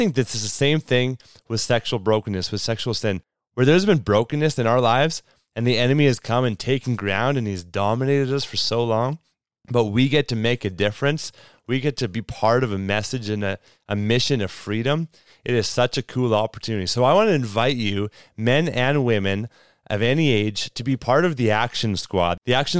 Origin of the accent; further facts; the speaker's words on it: Canada; That's how you know we're Canadian, because Braden says St. Louis.